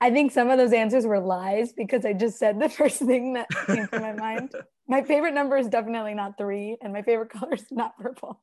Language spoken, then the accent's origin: English; Bay Area, California, United States; moved away as an adult; also born or lived in Ann Arbor, Michigan; home is the Bay Area in California. I've got three siblings